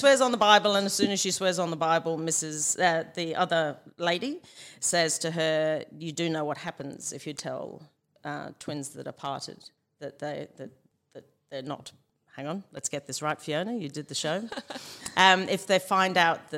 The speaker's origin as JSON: {"language": "English", "town": "Liverpool", "region": "North West England", "country": "United Kingdom", "moved": "yes", "said": "Liverpool, which is where I'm from"}